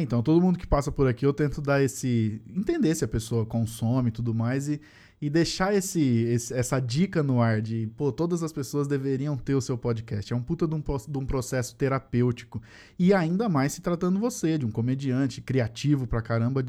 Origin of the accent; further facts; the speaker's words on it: Sumaré, São Paulo, Brazil; Eu sou de Sumaré